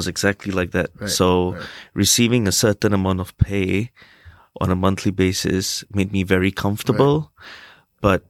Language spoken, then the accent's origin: English; Singapore; for us as Singaporean guys, when, you know, we were growing up, we tend to be very quiet.